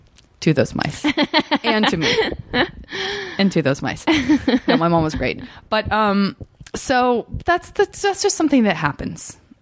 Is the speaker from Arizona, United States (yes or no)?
yes; Arizona, United States; I'm from Arizona